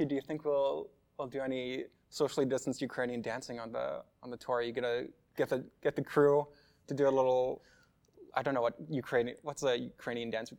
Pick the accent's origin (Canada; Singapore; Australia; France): Canada; Lockport, Manitoba; growing up, I lived in what's now called Narrow Manitoba